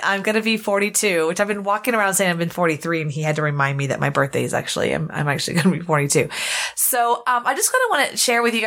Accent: Houston, Texas, United States; I grew up Southern Baptist in Houston

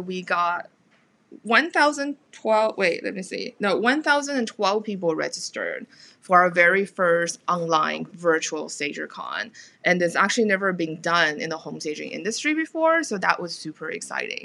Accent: Taiwan; moved away; also born or lived in United States / United Kingdom; I'm from Taiwan originally

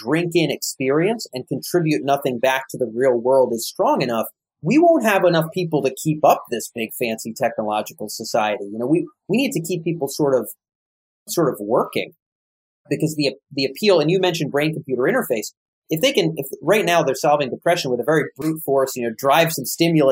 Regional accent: Rhode Island, United States; my home state of Rhode Island

